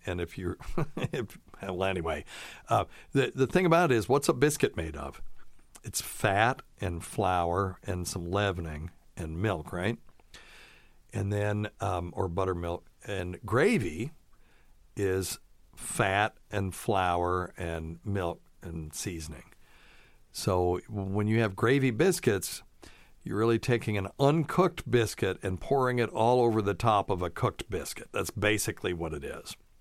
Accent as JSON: {"language": "English", "region": "the South", "country": "United States", "also_born_or_lived": "Vermont / Tennessee"}